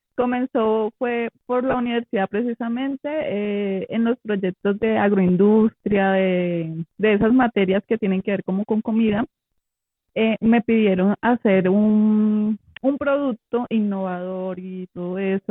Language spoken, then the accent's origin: Spanish; Huila, Colombia; yo soy del Huila